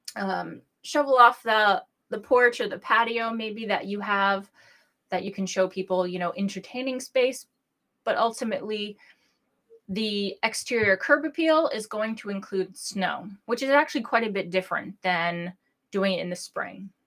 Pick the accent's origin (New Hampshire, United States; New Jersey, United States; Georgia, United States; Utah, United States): New Hampshire, United States; I'm licensed in my home state of New Hampshire